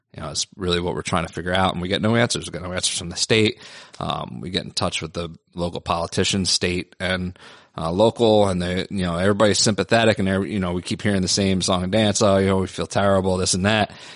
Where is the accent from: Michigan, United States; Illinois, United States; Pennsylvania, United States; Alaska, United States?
Pennsylvania, United States; Philadelphia; now in New York, United States; I'm from Philly